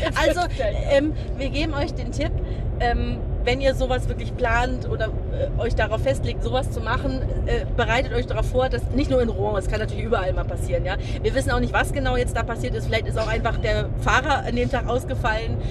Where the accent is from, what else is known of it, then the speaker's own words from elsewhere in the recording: Germany; als Deutsche